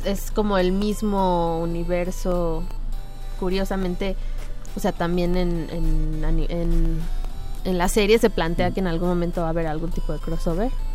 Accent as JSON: {"language": "Spanish", "town": "Cuernavaca", "region": "Morelos", "country": "Mexico", "moved": "yes", "said": "yo soy de Cuernavaca."}